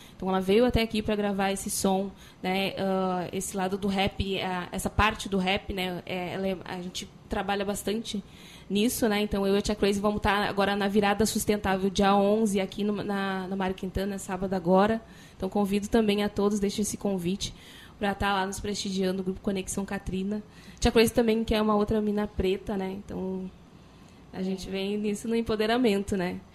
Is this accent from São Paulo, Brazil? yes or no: no; Porto Alegre, Rio Grande do Sul, Brazil; Sou da, eu venho da Restinga, sou num bairro periférico da Restinga